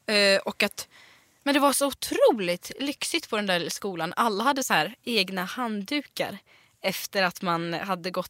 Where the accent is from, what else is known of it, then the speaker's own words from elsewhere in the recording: Lund, Skåne, Sweden; Jag är från Lund.